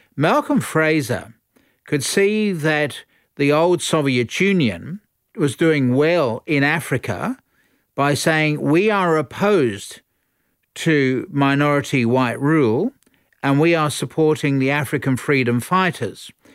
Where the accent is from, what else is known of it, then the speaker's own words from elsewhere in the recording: Australia; we're all Australian